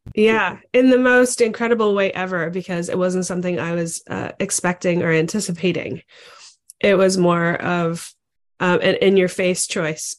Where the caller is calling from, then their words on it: Ontario, Canada; I'm actually calling in from Ontario, Canada.